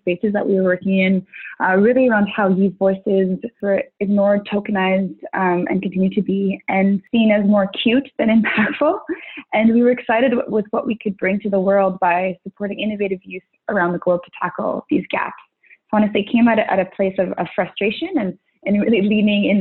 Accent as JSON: {"language": "English", "town": "Ottawa", "region": "Ontario", "country": "Canada", "tie": "born or raised there", "said": "I'm born and raised in Ottawa"}